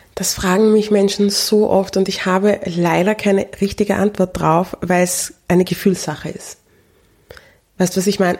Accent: Austria; aufgewachsen ist in Österreich

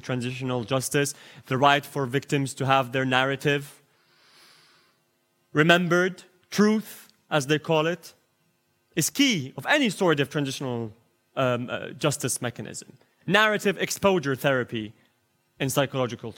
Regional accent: United Kingdom; me as a British lawyer

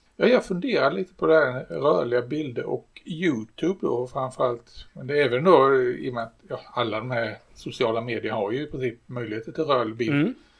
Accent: Sweden; jag är svensk

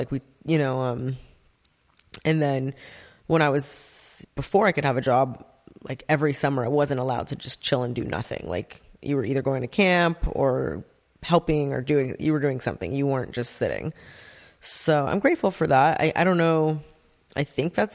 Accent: Santa Monica, California, United States; also born or lived in North Hollywood; now in Agoura Hills, United States; I grew up in Santa Monica, LA area

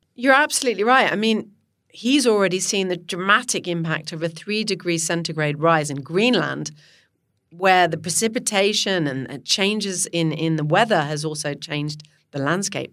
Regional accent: Ottawa, Ontario, Canada; moved away; I grew up there in Ottawa.

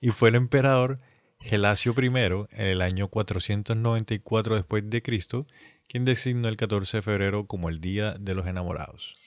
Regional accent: Colombia; nosotros somos colombianos

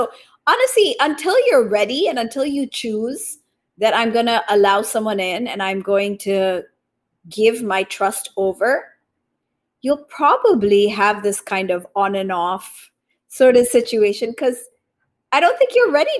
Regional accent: Japan; also born or lived in Taiwan; I was born in Taiwan, raised in Japan.

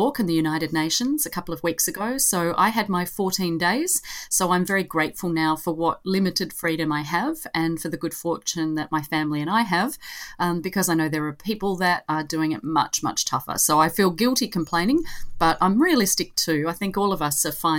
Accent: Australia

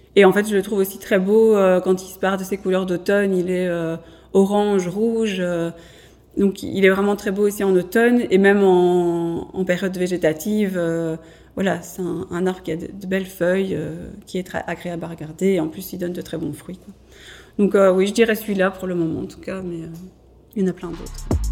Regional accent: Mons, Wallonia, Belgium; je suis de Montoise à la base

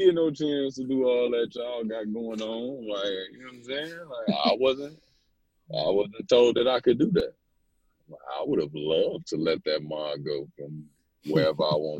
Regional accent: Chicago, Illinois, United States; moved away as an adult; also born or lived in New York; being a Chicago kid

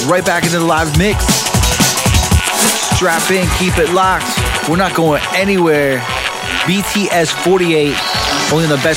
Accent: Florida, United States; I'm from Florida

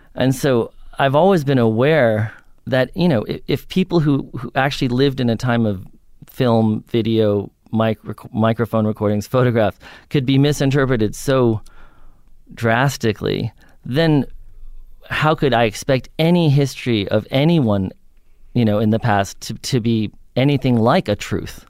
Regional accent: New York, United States; I grew up in New York on the Upper West Side

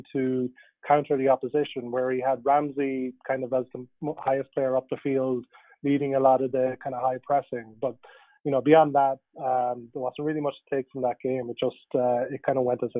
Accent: Ireland; I grew up in Ireland

